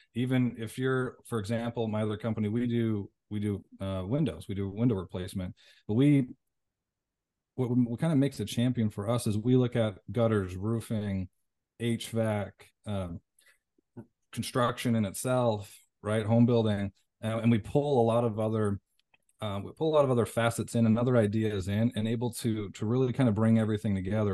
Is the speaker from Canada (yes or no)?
yes; Canada; moved away; also born or lived in Las Vegas, United States; I'm from Canada, moved back to Vegas.